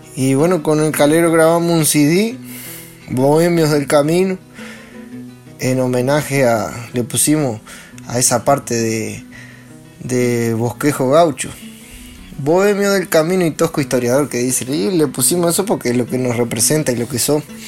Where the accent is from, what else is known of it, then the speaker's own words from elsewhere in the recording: Los Cerrillos, Canelones, Uruguay; soy acá de los cerrillos, Canelón de donde era Juan Pedro López